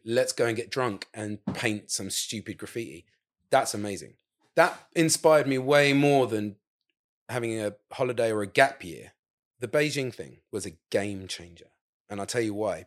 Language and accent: English; England, United Kingdom; also born or lived in Saudi Arabia; now in Margate, United Kingdom; being English, with an English passport